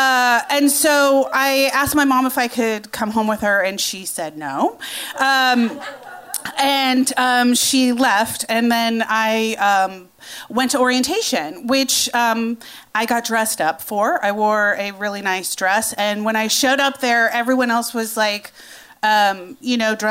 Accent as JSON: {"language": "English", "region": "Iowa", "country": "United States", "tie": "born or raised there", "moved": "as an adult", "said": "I grew up in Iowa"}